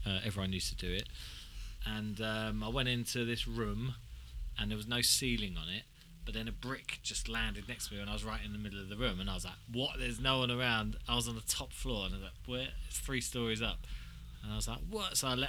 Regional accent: England, United Kingdom; we're English

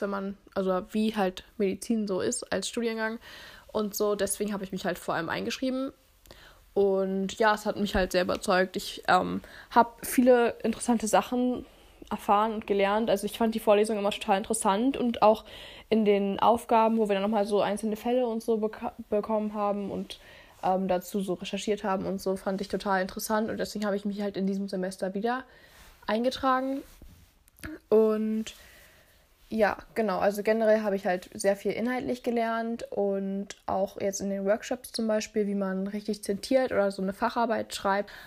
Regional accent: Berlin, Germany; ich komme aus Berlin

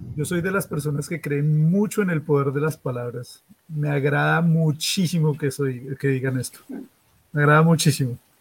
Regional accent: Colombia; now in Australia

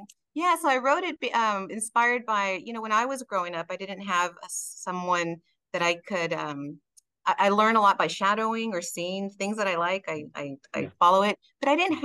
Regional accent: Texas, United States; first language Spanish; English is a second language; also born or lived in Mexico (parents' origin); I was born in North US, but was raised here in Texas.

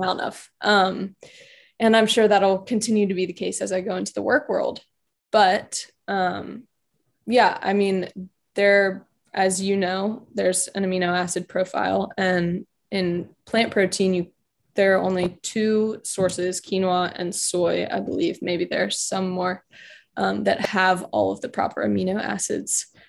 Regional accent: Richmond, Virginia, United States; now in Charlottesville, United States; I am from Richmond, so only an hour from home.

